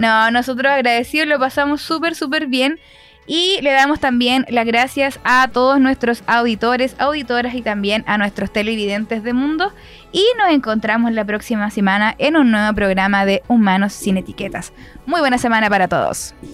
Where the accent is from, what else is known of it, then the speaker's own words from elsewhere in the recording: San Pedro de la Paz, Biobío, Chile; Yo soy de San Pedro